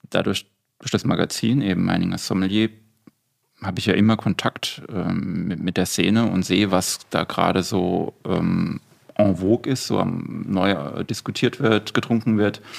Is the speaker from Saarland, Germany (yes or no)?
yes; Saarland, Germany; also born or lived in Austria; now in Palatinate, Germany; als gebürtiger Saarländer